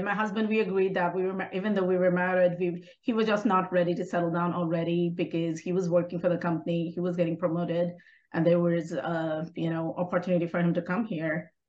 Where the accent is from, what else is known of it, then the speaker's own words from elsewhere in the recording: Bihar, India; moved away as an adult; now in Texas, United States; From North India, from Bihar.